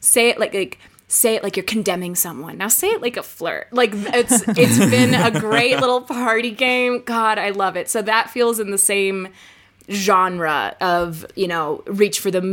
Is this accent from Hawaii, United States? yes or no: no; Los Angeles, California, United States; I'm from